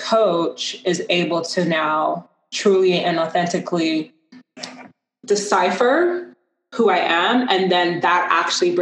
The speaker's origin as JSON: {"language": "English", "region": "London", "country": "United Kingdom", "tie": "born or raised there", "also_born_or_lived": "Ghana", "moved": "yes", "said": "my hometown of London, England"}